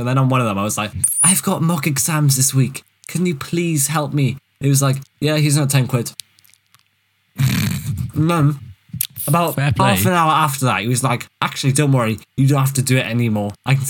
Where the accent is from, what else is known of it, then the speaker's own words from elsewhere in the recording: Wales, United Kingdom; also born or lived in Cardiff / Swansea; I was born and bred in Wales. And I physically went down the coal mines where I learnt Welsh. And then I lived in Cardiff and in Swansea.